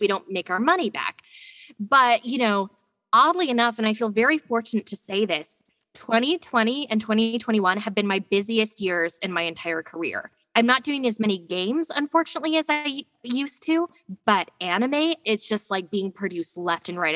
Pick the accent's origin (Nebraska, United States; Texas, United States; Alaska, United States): Alaska, United States; I grew up in Alaska